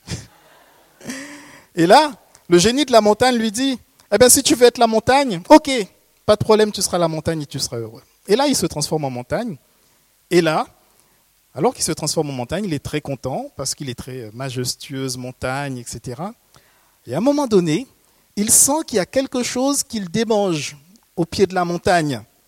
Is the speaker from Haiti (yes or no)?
yes; Haiti; je viens d'Haïti. C'est un pays où on aime les contes